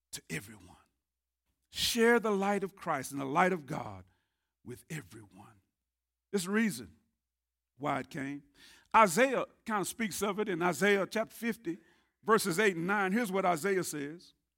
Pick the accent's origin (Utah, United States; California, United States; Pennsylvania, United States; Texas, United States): Texas, United States; Tyler; I grew up here in Tyler.